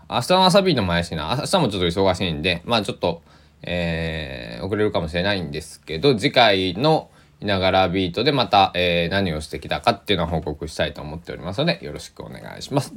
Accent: Kochi, Japan; 高知県、えー、出身ですから

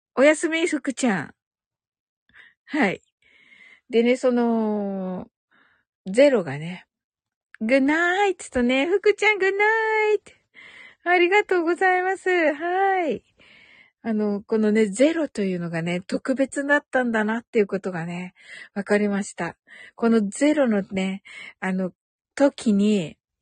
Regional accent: Kyushu, Japan; 九州人だから

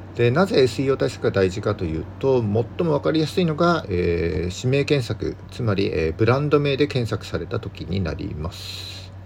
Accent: Yamagata countryside, Japan; now in Sendai, Japan; 僕出身は山形の田舎なので、もっと寒くて、雪もすごいとこに住んでたんですけども

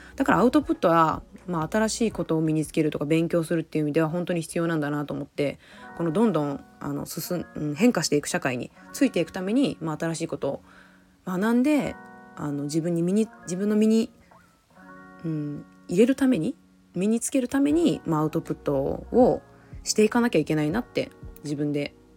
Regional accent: Aichi, Japan; moved away as an adult; now in Okinawa, Japan; もともと愛知県出身なんですが沖縄の離島に住んでいます

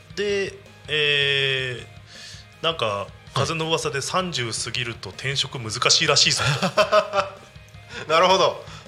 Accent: Namegata, Ibaraki, Japan; moved away as an adult; also born or lived in Hitachi, Ibaraki / Toyota, Aichi / Nagoya; 地元は茨城県の行方市なんですけど

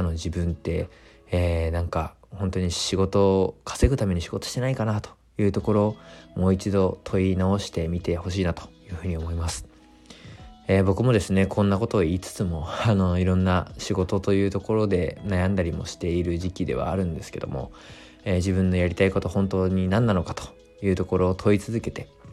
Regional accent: Fukushima, Japan; moved away; 自分の地元福島

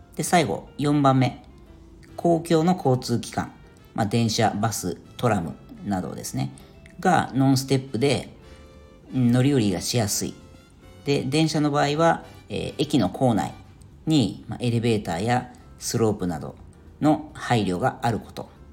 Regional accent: Yokohama, Kanagawa, Japan; 僕は地元が横浜

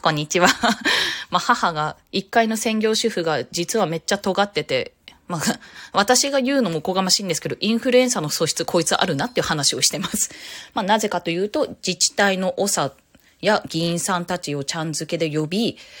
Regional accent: Tokyo, Japan; 私東京都民なんですけど

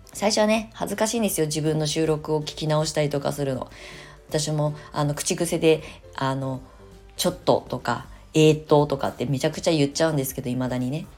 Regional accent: Kasama, Ibaraki, Japan; now in Shonan, Japan; 私の茨城県笠間市っていうその地元はあの茨城県って海があるあの県なんですけど海から全然遠くて私は山育ちなので

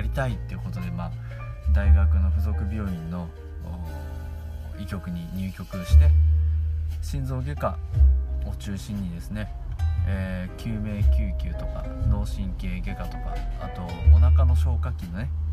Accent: Gunma, Japan; moved away as an adult; 群馬に、あー、地元に帰ってきて

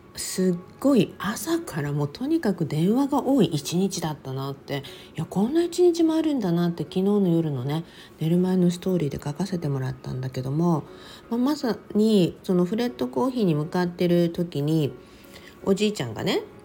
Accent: Okinawa, Japan; now in Los Angeles, United States; 私も沖縄生まれ沖縄育ち

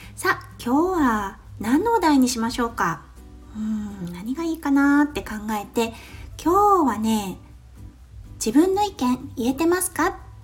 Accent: Japan; moved away as an adult; now in Australia; ここオーストラリアに来てまあ私日本で育って

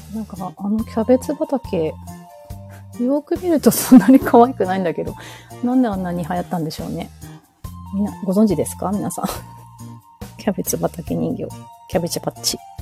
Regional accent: Japan; also born or lived in New York, United States / New Jersey, United States; 小学校に上がる数ヶ月前まで、だから、えっと、幼稚園の年長さんの9月とか10月ぐらいのタイミングで日本に帰ってくるまでは、ずっとアメリカの方、ニューヨークとニュージャージー

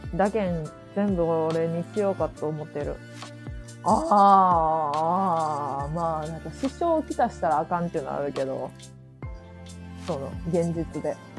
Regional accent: Mie, Japan; accent: Mie dialect

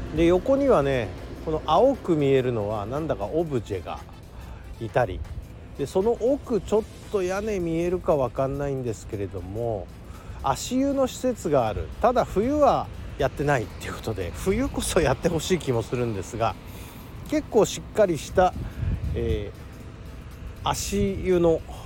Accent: Toyama, Japan; accent: Toyama-ben; 家族とはこんな感じのイントネーションで喋っているという感じで

